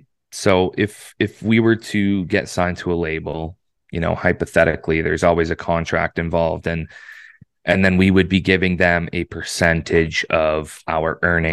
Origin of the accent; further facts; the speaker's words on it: Oshawa, Ontario, Canada; he produces out of Hamilton, which is, like, I'm from Oshawa, so it's, you know, roughly like an hour 45, 2 hour drive.